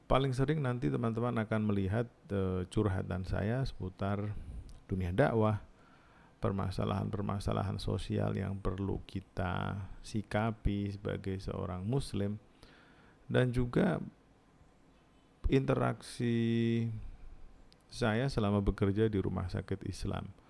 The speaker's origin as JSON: {"language": "Indonesian", "town": "Jepara", "region": "Central Java", "country": "Indonesia", "tie": "born there", "said": "saya lahir di Jepara, teman-teman mungkin hmm, sudah pernah mendengar nama kota Jepara biasanya identik dengan mebel"}